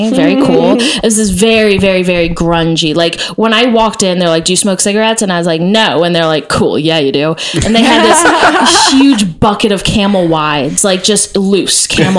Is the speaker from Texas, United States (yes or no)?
yes; Texas, United States; I like was part of this thing called Noise House when I was growing up in Texas